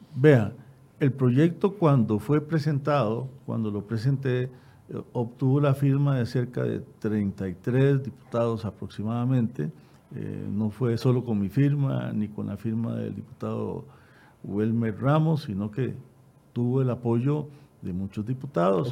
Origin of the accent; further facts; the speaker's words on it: Costa Rica; como costarricenses